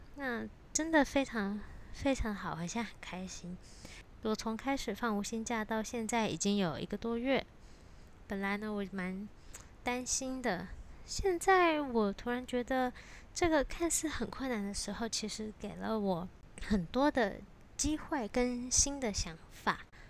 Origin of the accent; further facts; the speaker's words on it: Taiwan; first language Chinese; moved away as an adult; now in Poland; 我回台湾休息度假的时候有上过，呃，几个月的中文的瑜伽课